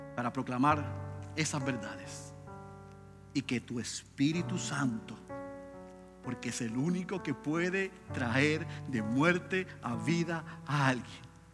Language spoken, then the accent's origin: Spanish; Puerto Rico